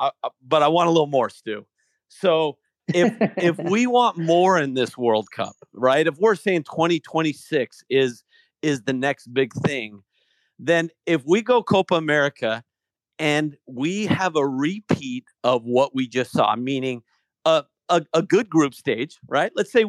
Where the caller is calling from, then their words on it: California, United States; Orange County.